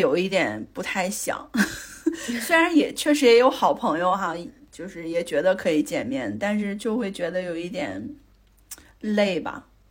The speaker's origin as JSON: {"language": "Chinese", "region": "Northeast China", "country": "China", "tie": "born or raised there", "also_born_or_lived": "Beijing", "moved": "as an adult", "said": "在我，在我家感受了就是东北的酒桌呀，还见了我非常社会的弟弟"}